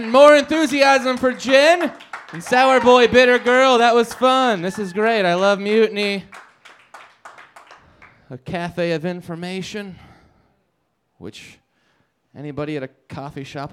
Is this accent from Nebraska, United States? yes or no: yes; Nebraska, United States; now in Denver, United States; I'm from Nebraska